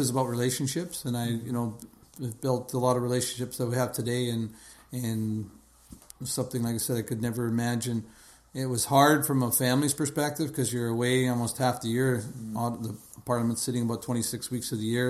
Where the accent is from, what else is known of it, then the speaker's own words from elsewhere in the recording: Edmonton, Alberta, Canada; moved away as an adult; now in Kelowna, Canada; growing up in Edmonton, uh, we had uh, you know, youngest of four boys